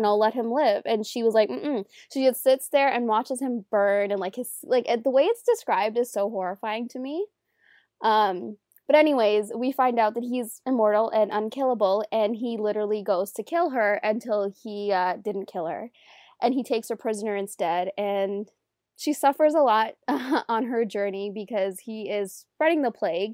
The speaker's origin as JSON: {"language": "English", "town": "Toronto", "region": "Ontario", "country": "Canada", "said": "I'm Canadian, I'm from Toronto"}